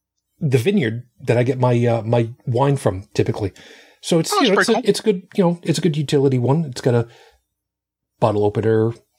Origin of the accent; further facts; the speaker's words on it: Buffalo, New York, United States; I'm from Buffalo, so we call it the Clean City.